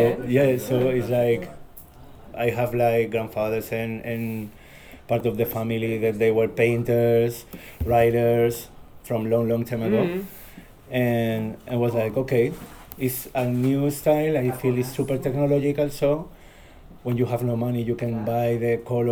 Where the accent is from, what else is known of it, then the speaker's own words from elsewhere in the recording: Madrid, Community of Madrid, Spain; English is a second language; also born or lived in Palma de Mallorca; I was born in Palma de Mallorca in 1984, and I grown in Madrid because I came to Madrid when I had like 3 years old